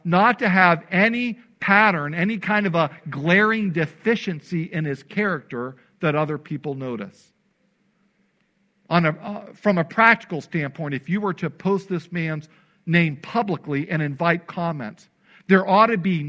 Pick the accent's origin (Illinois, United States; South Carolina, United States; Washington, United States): Illinois, United States; when I was growing up in Illinois